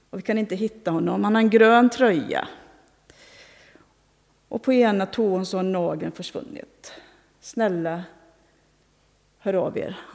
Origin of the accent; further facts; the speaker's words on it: Tanzania; now in Sweden; Bland annat en i Tanzania i det område där jag växte upp.